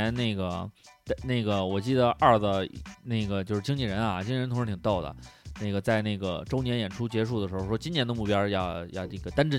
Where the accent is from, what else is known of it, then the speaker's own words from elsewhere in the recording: Beijing, China; 但是我觉得至少说呢，单镇北京这四个字这个名字，想告诉大家的是，我们来自北京，